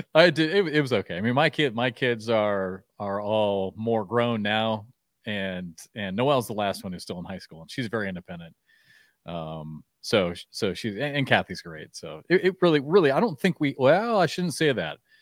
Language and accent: English; Iowa, United States; I grew up in Iowa